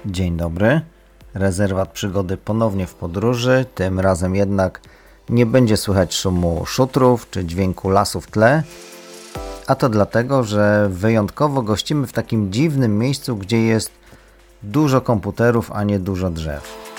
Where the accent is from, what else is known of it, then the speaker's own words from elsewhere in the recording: Lublin Voivodeship, Poland; moved away; pochodzimy obydwaj z Lubelszczyzny